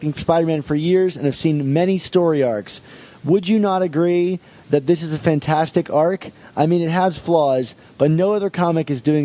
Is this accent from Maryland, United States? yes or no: yes; Baltimore, Maryland, United States; I'm actually from the Baltimore area